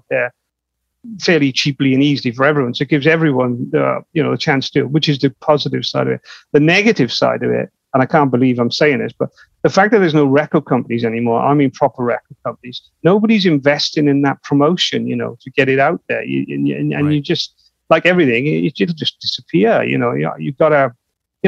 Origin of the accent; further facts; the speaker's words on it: United Kingdom; We're from the UK. We're from Europe.